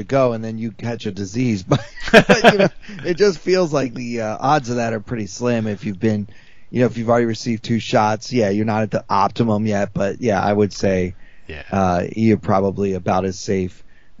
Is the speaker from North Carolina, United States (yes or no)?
no; New York City, New York, United States; Comedy clubs in New York City open again next week, and I have some, you know, I have some appearances scheduled here in my hometown